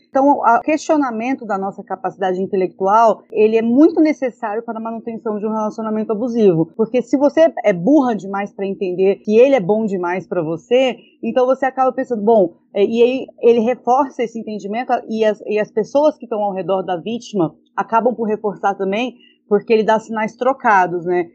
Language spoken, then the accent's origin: Portuguese; Goiânia, Goiás, Brazil; sou de Goiânia, tenho 30 anos